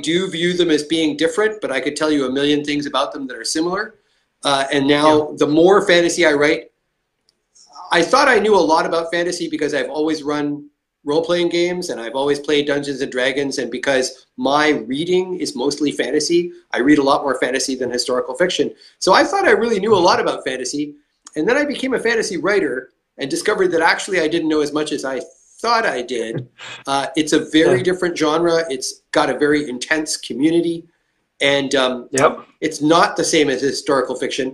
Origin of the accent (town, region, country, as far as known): Canada